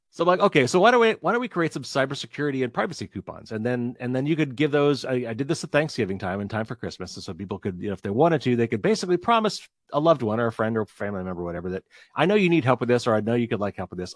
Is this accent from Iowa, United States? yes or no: no; Indiana, United States; accent: Midwestern; It is Midwestern. I'm from Indiana.